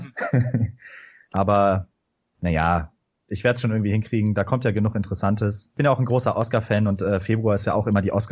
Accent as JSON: {"language": "German", "town": "Düsseldorf", "region": "North Rhine-Westphalia", "country": "Germany", "lives_now": "Cologne, Germany", "said": "Äh, als Düsseldorfer in Köln muss man ja dazu sagen."}